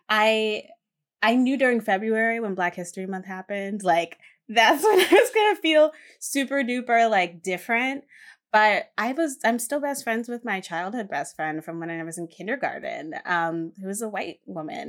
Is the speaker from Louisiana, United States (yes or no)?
no; Hamden, Connecticut, United States; I grew up in Hampton, Connecticut